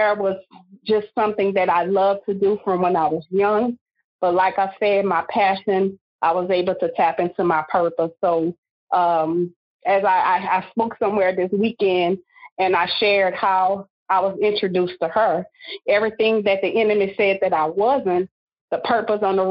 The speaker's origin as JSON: {"language": "English", "town": "Simmesport", "region": "Louisiana", "country": "United States", "moved": "yes", "lives_now": "Lafayette, United States", "said": "I'm originally from Simsport, Louisiana"}